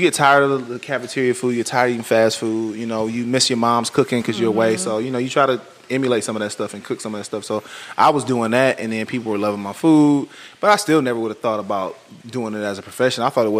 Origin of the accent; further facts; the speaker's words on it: Flint, Michigan, United States; moved away as an adult; also born or lived in Detroit, Michigan / Atlanta; I'm from Flint, Michigan, originally.